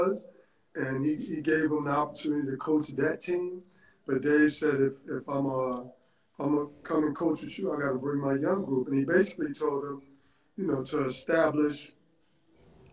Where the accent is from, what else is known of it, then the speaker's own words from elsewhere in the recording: New York City, New York, United States; also born or lived in Virginia; I grew up in Mitchell houses in the Bronx, and I wanted to be like my brothers